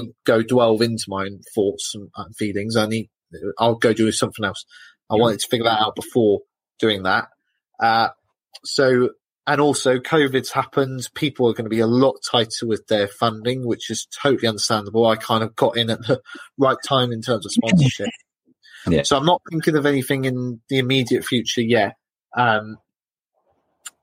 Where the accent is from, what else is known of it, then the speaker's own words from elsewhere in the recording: United Kingdom; I'm British.